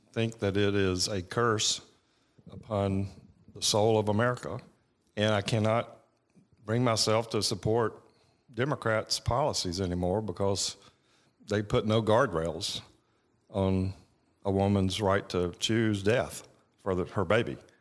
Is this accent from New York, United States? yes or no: no; Georgia, United States; I grew up in Beaufort, Georgia, which is, you know, tw, twenty miles from Winder.